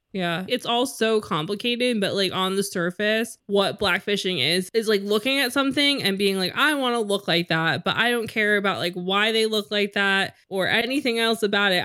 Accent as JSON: {"language": "English", "country": "United States", "said": "we're American"}